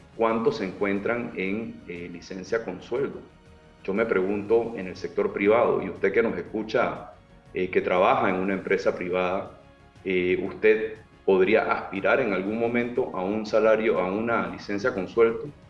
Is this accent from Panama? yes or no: yes; Panama; como panameños